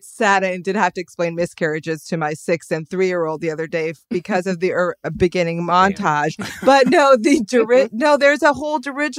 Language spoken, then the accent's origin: English; Los Angeles, California, United States; I am in Los Angeles, my hometown.